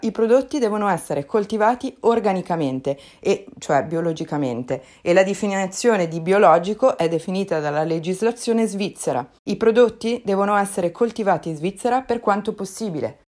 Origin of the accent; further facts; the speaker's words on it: Lombardy, Italy; da Lombarda è proprio veramente di fianco a casa mia